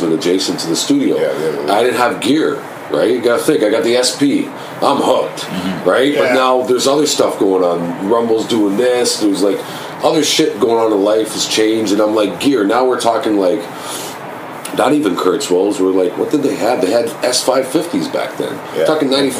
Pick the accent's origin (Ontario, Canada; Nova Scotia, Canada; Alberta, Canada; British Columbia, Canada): Ontario, Canada; Toronto; I'm from Scarborough.